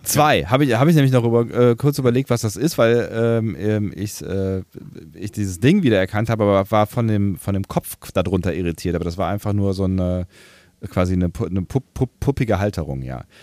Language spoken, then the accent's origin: German; Germany; bei uns in Deutschland